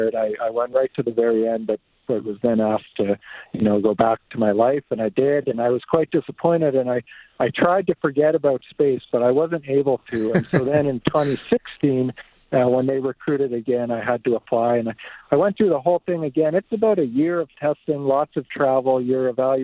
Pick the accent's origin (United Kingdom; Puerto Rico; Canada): Canada; Two Hills, Alberta; also born or lived in Fort Saskatchewan, Alberta; I was born in Fort Saskatchewan, but I grew up mostly on a farm east of there, so by Two Hills. I went to school in Two Hills.